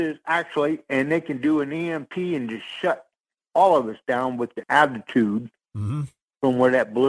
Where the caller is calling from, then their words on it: Sarasota, Florida, United States; in Sarasota.